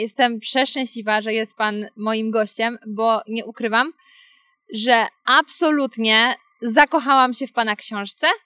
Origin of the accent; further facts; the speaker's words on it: Karpacz / Świeradów area, Lower Silesian Voivodeship, Poland; czy to był Karpacz czy Świeradów, bo to moje strony